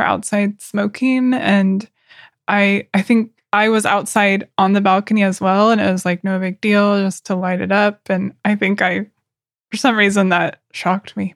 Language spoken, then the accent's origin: English; Oklahoma, United States; moved away as an adult; now in Berlin, Germany; I'm from Oklahoma in the U.S., which is very casual, very country